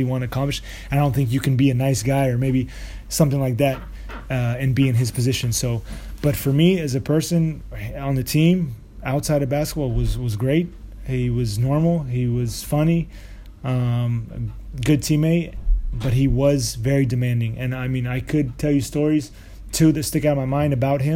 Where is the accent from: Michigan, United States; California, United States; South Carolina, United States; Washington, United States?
Washington, United States; Walla Walla; it's the city that I'm from, that I was born in the United States. It's small. It's Walla Walla